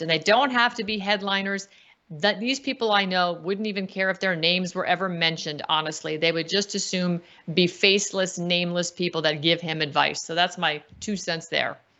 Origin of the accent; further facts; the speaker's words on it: United States; I'm an American. I'm not a U S citizen anymore